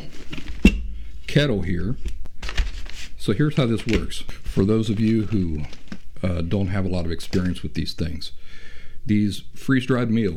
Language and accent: English; Appalachia, United States; I'm from Appalachia. I grew up in the woods, in the middle of nowhere.